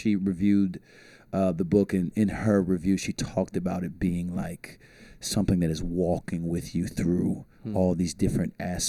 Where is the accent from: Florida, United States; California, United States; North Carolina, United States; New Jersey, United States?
Florida, United States; St. Petersburg; now in Tampa, United States; I was born in St. Petersburg, Florida